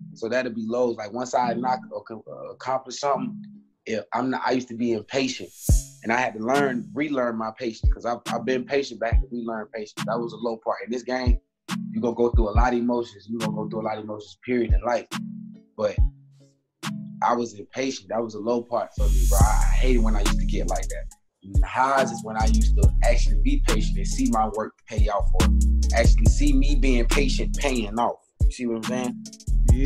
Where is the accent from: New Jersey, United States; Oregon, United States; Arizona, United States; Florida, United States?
Florida, United States; Jacksonville